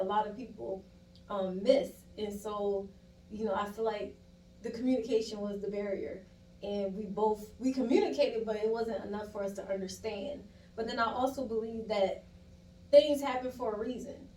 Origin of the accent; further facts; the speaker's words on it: Moncks Corner, South Carolina, United States; moved away as an adult; I am from South Carolina, a small little town called Monk's Corner, South Carolina